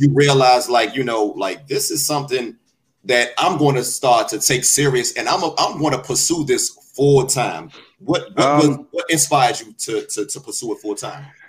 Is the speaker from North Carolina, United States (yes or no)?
no; Washington, District of Columbia, United States; my hometown of Washington, D.C.